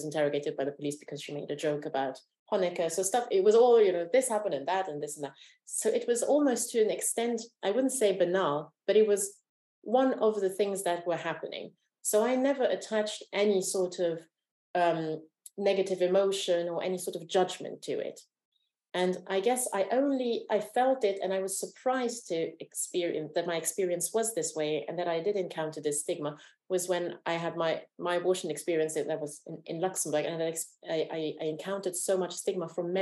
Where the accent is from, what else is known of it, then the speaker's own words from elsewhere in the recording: Romania; moved away; I was born in Romania during the communist dictatorship